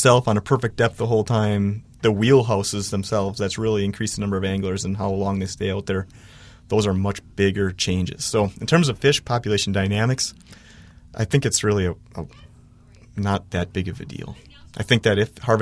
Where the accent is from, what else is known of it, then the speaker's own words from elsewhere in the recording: Wisconsin, United States; now in Minnesota, United States; I'm originally from Wisconsin